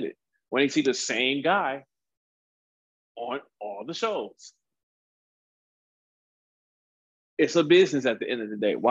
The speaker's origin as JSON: {"language": "English", "town": "Cleveland", "region": "Ohio", "country": "United States", "tie": "born or raised there", "moved": "yes", "lives_now": "San Diego, United States", "said": "Cleveland, Ohio. Yeah, originally born and raised"}